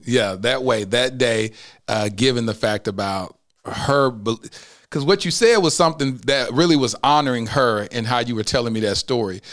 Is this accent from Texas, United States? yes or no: yes; Mesquite, Texas, United States; I grew up in the Assemblies of God. Uh, First Assemblies of God in Mesquite, the only black family in the whole church